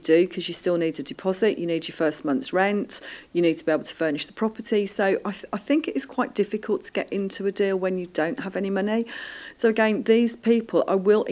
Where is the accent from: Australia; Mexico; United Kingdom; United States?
United Kingdom; Birmingham, West Midlands; Birmingham now, I am so happy, is my hometown.